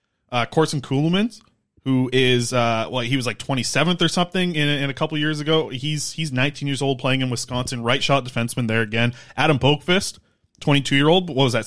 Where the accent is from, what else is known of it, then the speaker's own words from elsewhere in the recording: Nanaimo, British Columbia, Canada; I grew up in South Nanaimo